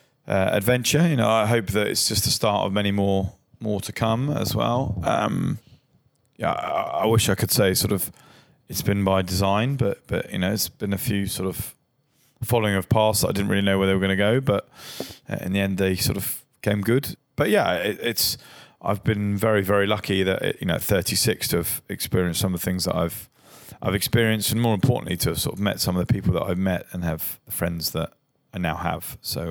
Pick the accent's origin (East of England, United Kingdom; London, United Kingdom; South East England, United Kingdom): South East England, United Kingdom; Brighton; born or raised there